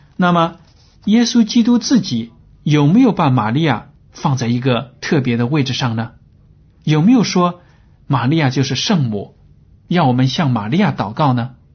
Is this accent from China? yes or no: yes; China; 这是我们中国人也经常说的话